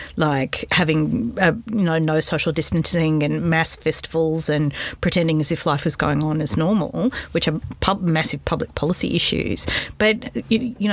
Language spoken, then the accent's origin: English; Australia